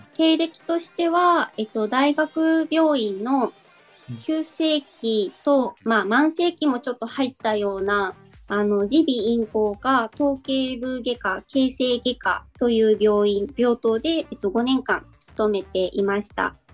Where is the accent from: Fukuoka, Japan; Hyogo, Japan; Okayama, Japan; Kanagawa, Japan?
Fukuoka, Japan; Itoshima; 私が糸島出身なので